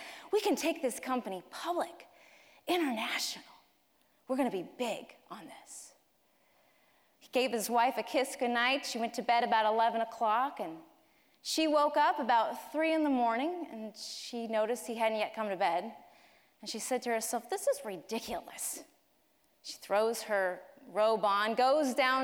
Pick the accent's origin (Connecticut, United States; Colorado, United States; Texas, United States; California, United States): Colorado, United States; Colorado Springs; moved away; Colorado Springs is my hometown